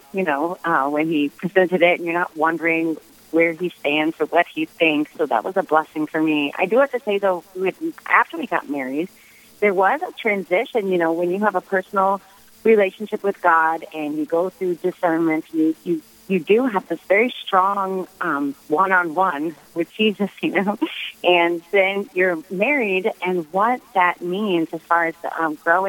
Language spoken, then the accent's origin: English; New Orleans, Louisiana, United States; I grew up in New Orleans.